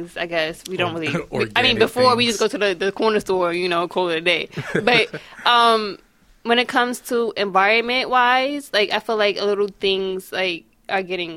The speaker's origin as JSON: {"language": "English", "town": "New York City", "region": "New York", "country": "United States", "tie": "born or raised there", "said": "I grew up in Bushwick"}